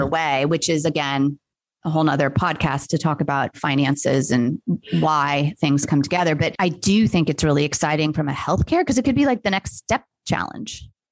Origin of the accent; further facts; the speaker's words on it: Los Angeles, California, United States; now in Atlanta, United States; where I grew up in Los Angeles